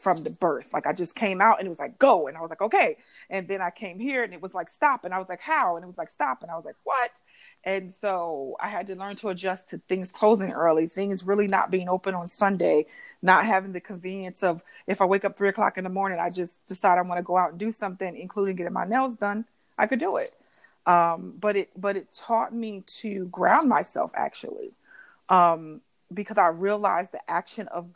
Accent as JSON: {"language": "English", "region": "New Jersey", "country": "United States", "moved": "yes", "lives_now": "Dallas, United States", "said": "I am from New Jersey originally, so I always have to represent Exit 9"}